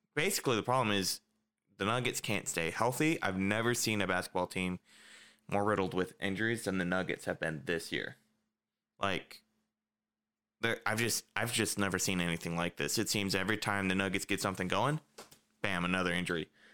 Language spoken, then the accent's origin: English; United States; As an American